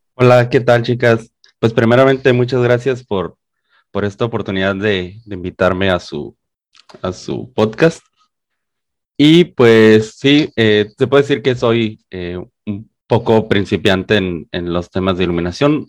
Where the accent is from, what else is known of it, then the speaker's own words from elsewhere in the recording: Mexicali, Baja California, Mexico; moved away as an adult; originalmente soy de acá, de Mexicali, Baja California